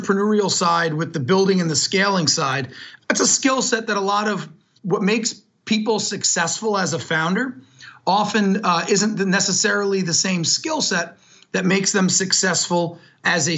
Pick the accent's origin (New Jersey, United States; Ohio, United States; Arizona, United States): New Jersey, United States; I'm very proud to say I grew up in New Jersey.